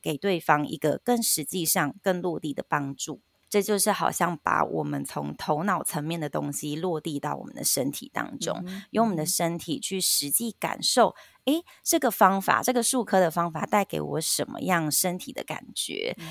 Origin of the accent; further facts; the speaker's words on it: Taiwan; 我们台湾人的反应